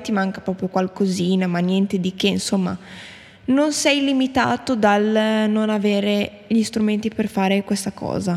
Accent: Bologna, Emilia-Romagna, Italy; noi siamo di Bologna

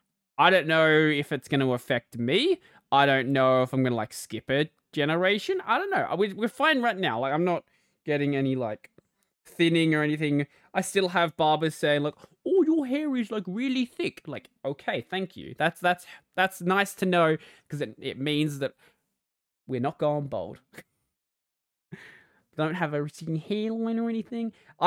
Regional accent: Australia; accent: Australian; My accent is kind of a mess, because I, like, grew up in rural Australia and in the suburbs, like, half my life. So my accent is, like, this mash between the two, and it's, like, somewhere in the middle.

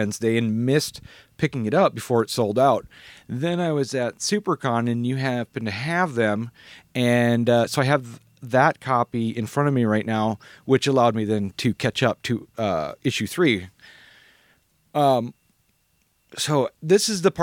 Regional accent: Luverne, Minnesota, United States; also born or lived in Sioux Falls, South Dakota; I was born and raised in Laverne, Minnesota, which is just across the border into Minnesota

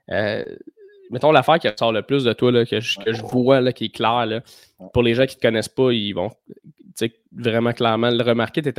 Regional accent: Blainville, Quebec, Canada; moi, j'ai grandi plus à Fontaine

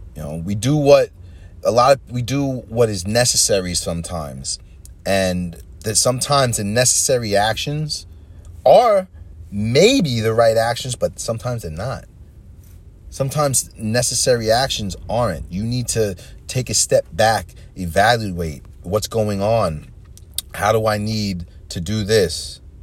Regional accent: Long Island, New York, United States; moved away as an adult; now in New Jersey, United States; I grew up on Long Island for the most part in a white white neighborhood

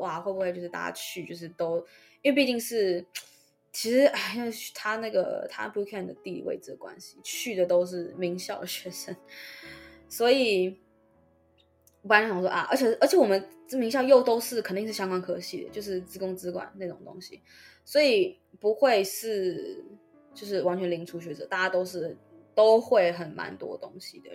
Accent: Taiwan; first language Chinese; moved away; 身为一个母语中文的台湾人，十二年国家有十一年在台湾的普通学校度过

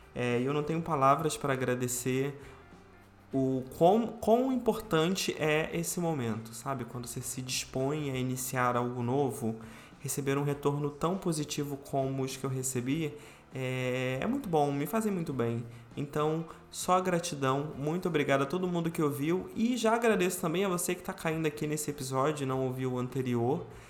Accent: Rio de Janeiro, Brazil; Eu sou carioca, nasci aqui no Rio de Janeiro, fui criado aqui no Rio de Janeiro

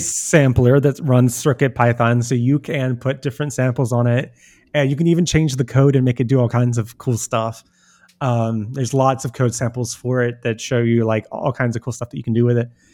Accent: United States; as an American

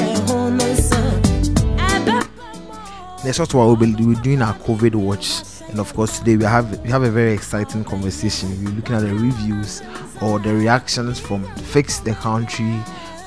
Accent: Ghana; we are all proud to be Ghanaians

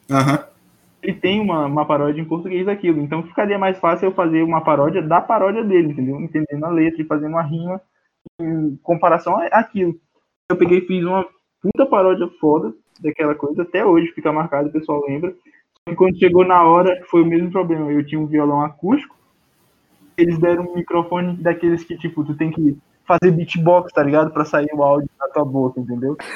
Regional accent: Northeast Brazil, Brazil; eu sou nordestino

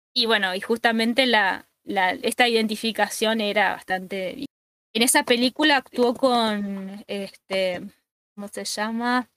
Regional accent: Argentina; acá, por lo menos en Argentina

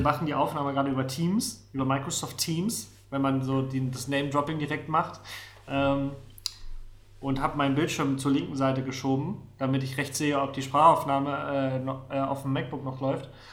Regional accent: Rostock, Mecklenburg-Vorpommern, Germany; moved away; also born or lived in Neustrelitz; ich bin auch tatsächlich äh, die ersten sieben Jahre meines Lebens in Neustrelitz gewohnt, das ist äh, in der Mitte von Mecklenburg, vorpommern und bin dann äh, an die Ostsee gezogen, nach Rostock

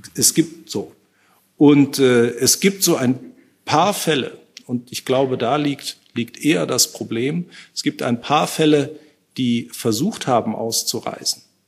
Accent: North Rhine-Westphalia, Germany; aus meinem Heimatbundesland, aus Nordrhein-Westfalen

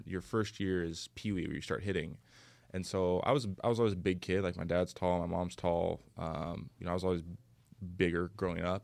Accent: Bellevue, Washington, United States; moved away; also born or lived in San Jose; I grew up in Bellevue, Washington, which is about I don't know, 20 minutes, let's say, from Seattle.

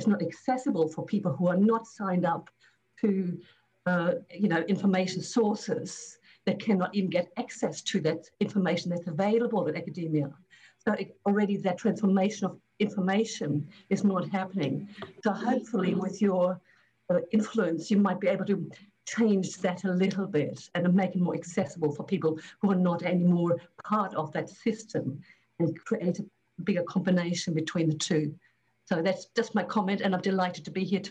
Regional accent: Australia; also born or lived in Germany; I'm obviously originally from Australia with UQ, University of Queensland.

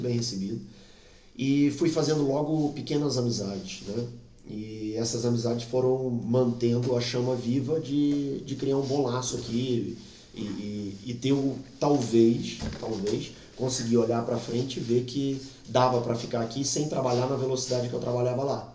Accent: Brazil; moved away as an adult; now in Portugal; eu sou brasileiro

